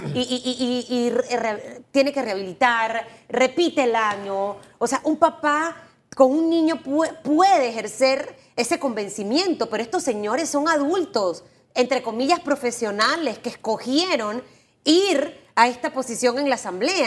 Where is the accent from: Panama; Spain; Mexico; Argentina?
Panama